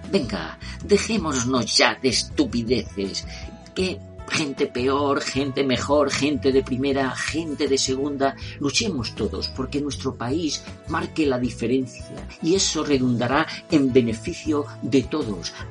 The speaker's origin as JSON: {"language": "Spanish", "town": "Madrid", "region": "Community of Madrid", "country": "Spain", "moved": "yes", "lives_now": "Málaga, Spain", "said": "Soy madrileño y vivo en Málaga y adoro a ambas dos ciudades."}